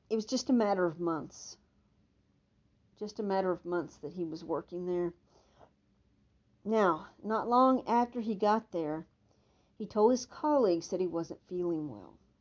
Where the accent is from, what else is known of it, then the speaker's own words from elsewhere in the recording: Texas, United States; accent: Texan; like a Texan